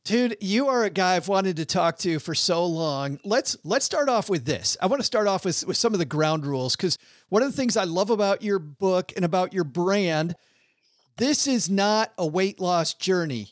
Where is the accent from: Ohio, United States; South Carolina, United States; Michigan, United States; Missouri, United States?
Michigan, United States; Detroit; moved away; Detroit, which is, which was my hometown for a long time.